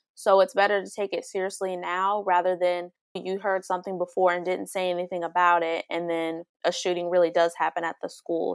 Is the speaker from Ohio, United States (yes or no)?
yes; Dayton, Ohio, United States; I'm from Dayton, Ohio